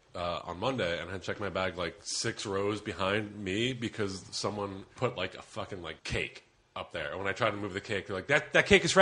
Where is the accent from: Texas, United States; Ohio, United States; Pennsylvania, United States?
Pennsylvania, United States; Philadelphia; I'm from Philly